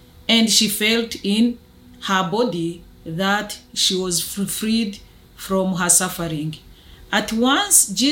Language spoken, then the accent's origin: English; Rwanda; I'm from Rwanda in Africa.